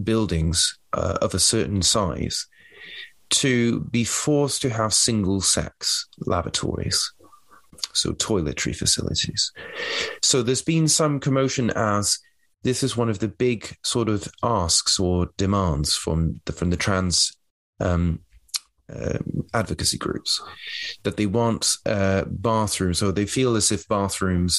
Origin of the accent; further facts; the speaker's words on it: United Kingdom; I'm speaking here as a European or as a British person